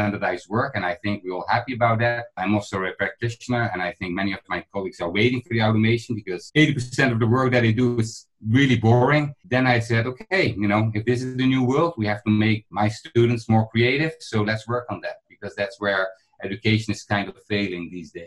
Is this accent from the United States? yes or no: no; Netherlands; I'm from the Netherlands